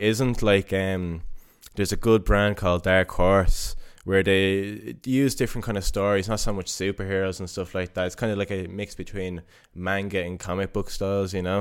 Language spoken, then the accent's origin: English; Dublin, Leinster, Ireland; moved away as an adult; now in Stockholm, Sweden; I grew up in Coolock and went to Chanel